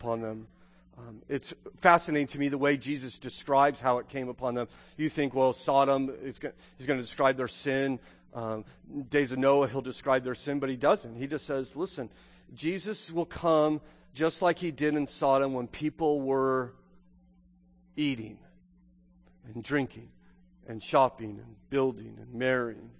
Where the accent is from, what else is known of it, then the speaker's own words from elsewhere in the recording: Southern California, United States; moved away; I grew up in Southern California